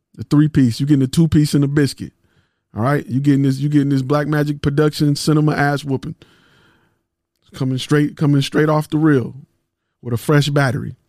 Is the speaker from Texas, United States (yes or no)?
no; Detroit, Michigan, United States; I'm from Detroit